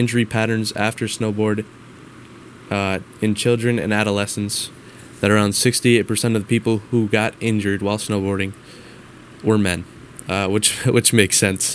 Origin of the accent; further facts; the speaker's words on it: Minnesota, United States; with me growing up in Minnesota